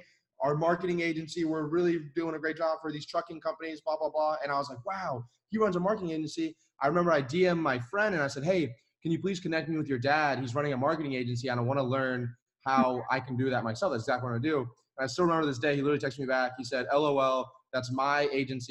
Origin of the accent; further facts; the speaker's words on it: Florida, United States; also born or lived in Atlanta; I was in Florida at the time